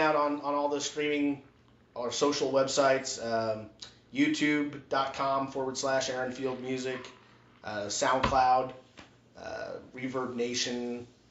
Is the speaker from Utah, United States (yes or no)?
yes; Utah, United States; I grew up in Utah.